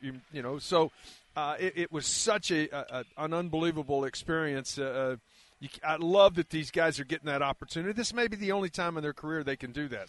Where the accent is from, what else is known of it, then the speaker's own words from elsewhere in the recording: Carrollton, Texas, United States; I was raised in Carrollton, which is a suburb north